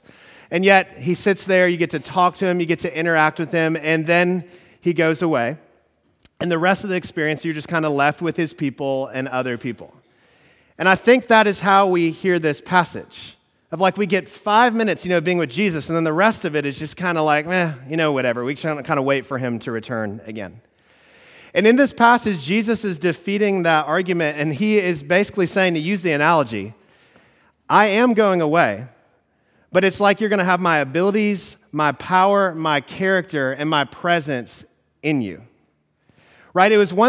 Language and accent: English; Chicago, Illinois, United States; So for me, when I grew up in Chicago, one of the greatest things about that was Michael Jordan.